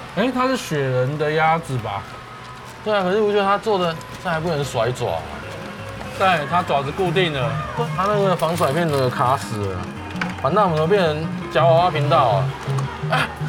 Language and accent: Chinese; Taipei, Taiwan; 我是一个从小到大在台北市长大的小孩